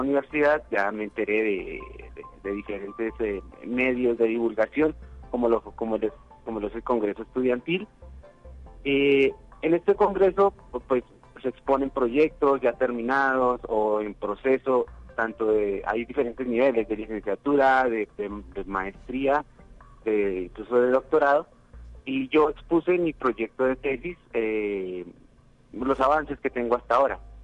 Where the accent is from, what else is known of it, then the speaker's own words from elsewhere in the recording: Colombia; moved away as an adult; now in San Luis Potosí, Mexico; yo soy colombiano y mi universidad en Colombia me envió a hacer un intercambio